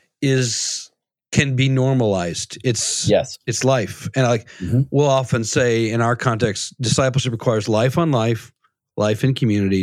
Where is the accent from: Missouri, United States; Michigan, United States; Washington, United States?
Michigan, United States; Because I'm from Michigan